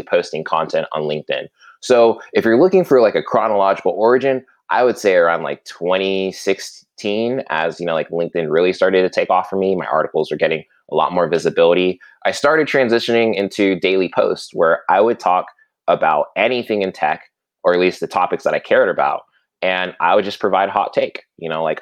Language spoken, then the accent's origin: English; Alabama, United States; also born or lived in Virginia, United States / Southern California, United States; where I've been more or less living ever since for the past 19 to 20 years. Growing up there, it was fantastic, really small town